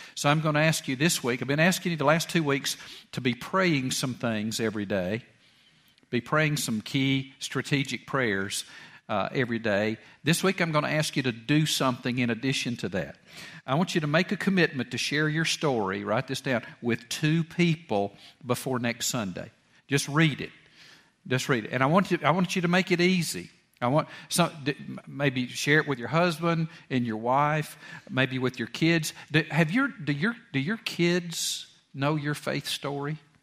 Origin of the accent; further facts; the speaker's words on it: Georgia, United States; went to West Georgia College out in Carrollton and I, and there in my hometown